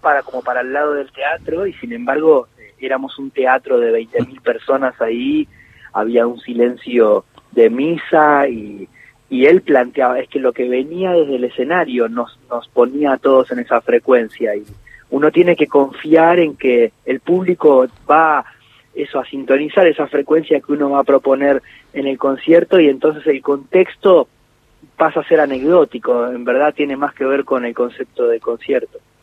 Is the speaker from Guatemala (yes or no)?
no; Ingeniero White, Buenos Aires Province, Argentina; los primeros de mi adolescencia los viví en Ingeniero White